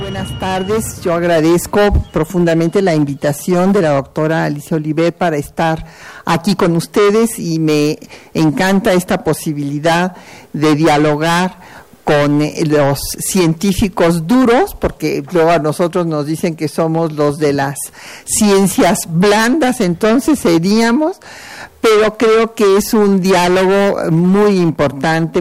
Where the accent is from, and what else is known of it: Mexico